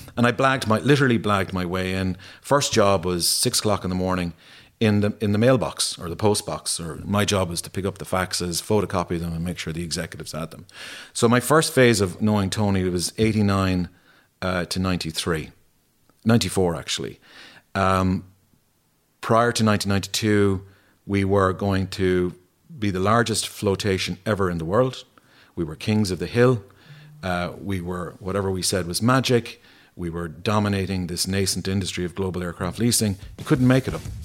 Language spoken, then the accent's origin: English; Ennis, Munster, Ireland; growing up in Ennis